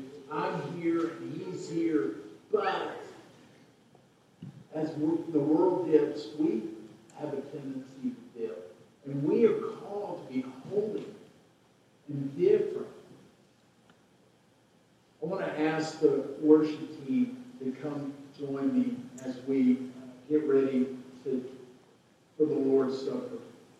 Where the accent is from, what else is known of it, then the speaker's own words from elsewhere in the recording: Waco, Texas, United States; I was born in Waco. I grew up in Waco, blah, blah, blah.